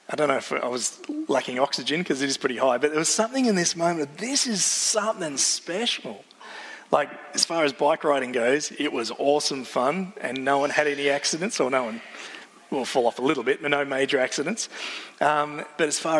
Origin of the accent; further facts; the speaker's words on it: Wallora, near the Grampians, Victoria, Australia; I grew up near the Grampians, grew up in a little town called Wallora, so I'm used to Aussie mountains